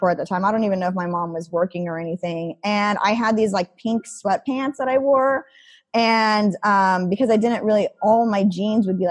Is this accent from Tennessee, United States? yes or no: no; Idaho, United States; growing up in Idaho